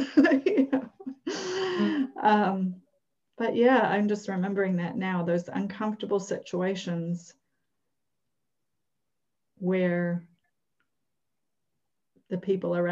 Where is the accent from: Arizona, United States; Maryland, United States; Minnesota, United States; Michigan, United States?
Minnesota, United States; Minneapolis; moved away; I come from Minneapolis